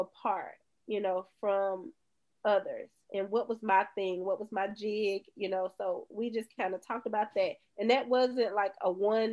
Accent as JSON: {"language": "English", "town": "Bay Springs", "region": "Mississippi", "country": "United States", "said": "from Bay Springs"}